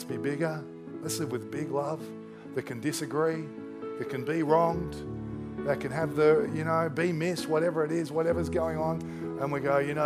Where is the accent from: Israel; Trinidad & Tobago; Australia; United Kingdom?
Australia; I'm Australian